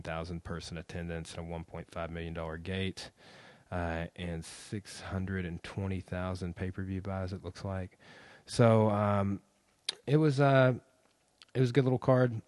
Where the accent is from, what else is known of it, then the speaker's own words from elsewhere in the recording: Arkansas, United States; my home state of Arkansas